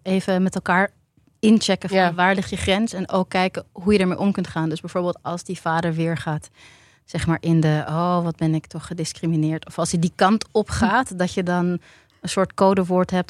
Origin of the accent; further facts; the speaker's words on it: Tiel, Gelderland, Netherlands; ik ben geboren in Tiel